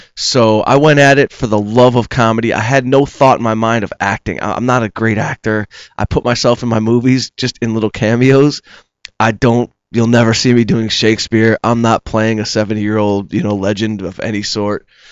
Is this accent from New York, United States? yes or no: no; Detroit, Michigan, United States; moved away; I'm from Detroit. I was back home playing catch on the high school field